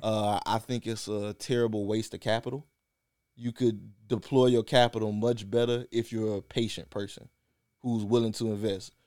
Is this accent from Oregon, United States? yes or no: no; South Louisiana, United States; we grew up in South Louisiana